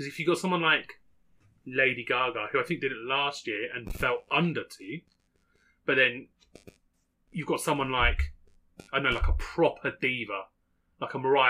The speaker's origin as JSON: {"language": "English", "region": "England", "country": "United Kingdom"}